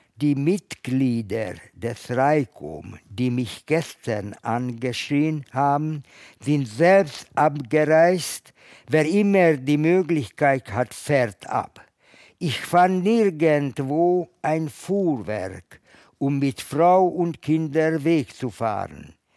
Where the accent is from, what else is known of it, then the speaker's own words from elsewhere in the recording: Budapest, Hungary; moved away; Ich komme aus Ungarn, aus Budapest.